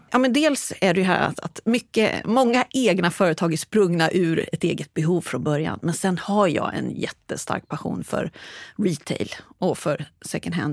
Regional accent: Stockholm area, Stockholm County, Sweden; moved away as an adult; now in Västervik, Sweden; född och uppvuxen i Stockholmsområdet, men bor sedan 20 år tillbaks i vackra Västervik

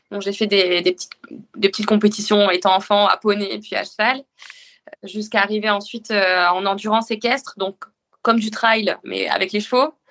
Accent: northern France, France; now in Le Havre, France; Je suis originaire du nord de la France et j'ai signé rapidement en club de triathlon. D'abord à Arras, puis à Rouen en arrivant en Seine-Maritime et enfin au Havre où je suis toujours.

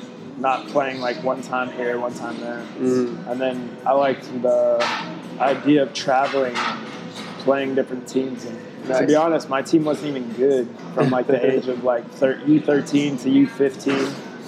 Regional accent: Fort Walton Beach, Florida, United States; also born or lived in Lakenheath, England; Moved around a little bit. And then when I was five, we finally settled in Fort Walton. Gotcha. So, I mean, that's home, basically.

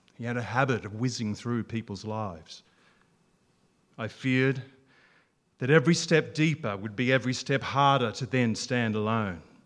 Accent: Albury, New South Wales, Australia; I was from Albury on the Murray, north and south.

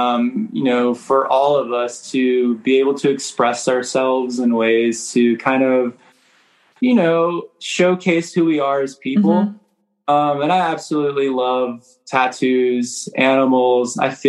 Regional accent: Maryland, United States; also born or lived in Miami / New York; now in Kentucky, United States; Mostly my childhood, I grew up in Maryland, right outside of Baltimore. I lived in Miami and New York

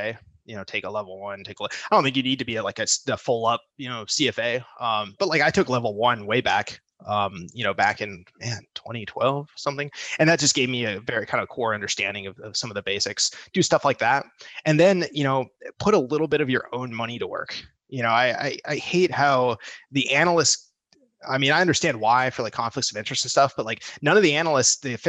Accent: United States; I'm an American citizen.

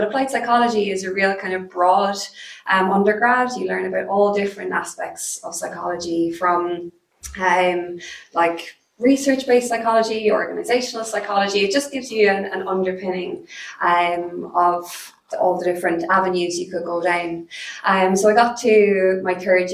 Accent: Cork, Munster, Ireland; I was born, I grew up here in Cork

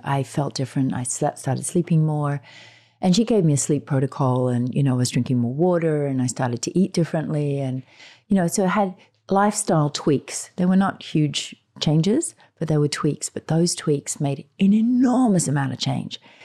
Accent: Australia; being Australian

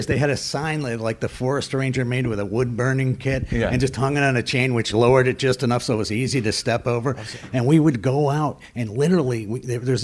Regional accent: Skaneateles, New York, United States; I grew up in Skaneateles, New York

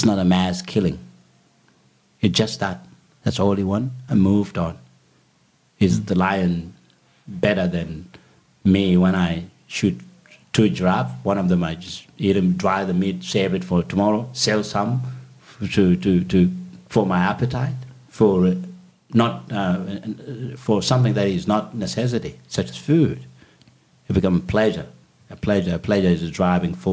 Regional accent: Bor, Jonglei, South Sudan; now in Sydney, Australia; in South Sudan, actually in my hometown of Bor.

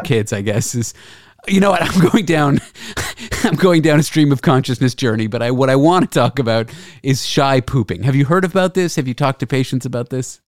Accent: Canada; moved away as an adult; now in United States; I'm Canadian

